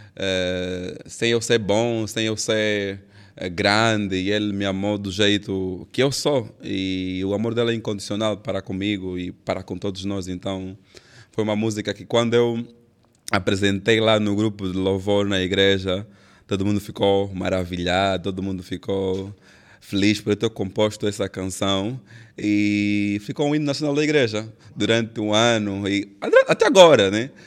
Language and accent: Portuguese; Benguela, Angola; sou de Benguela